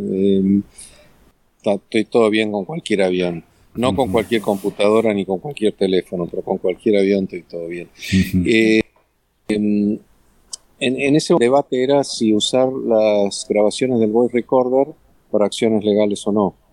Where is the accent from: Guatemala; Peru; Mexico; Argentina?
Argentina; also born or lived in Madrid; pero yo vengo de Argentina